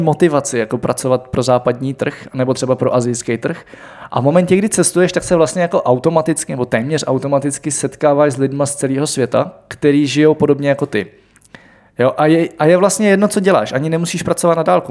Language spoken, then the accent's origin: Czech; Czechia; my jako Češi